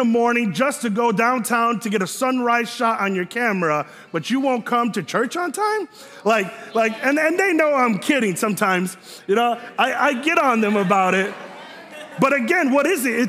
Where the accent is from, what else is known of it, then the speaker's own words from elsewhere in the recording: Chicago, Illinois, United States; half Mexican, United States citizen, Chicago native